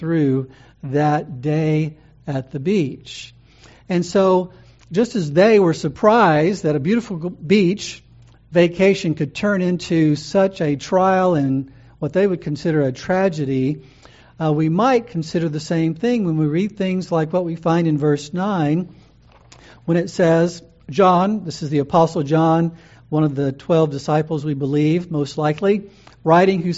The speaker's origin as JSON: {"language": "English", "country": "United States", "said": "American Christians"}